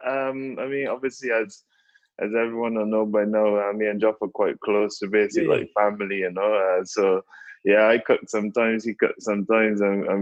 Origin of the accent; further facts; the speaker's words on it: Barbados; moved away; Like growing up in Barbados